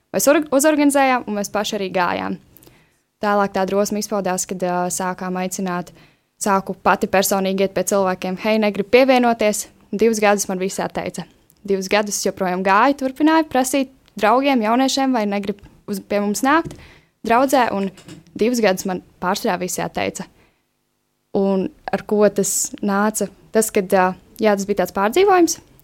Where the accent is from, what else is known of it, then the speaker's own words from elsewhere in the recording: Madona, Vidzeme, Latvia; moved away; es esmu no Madonas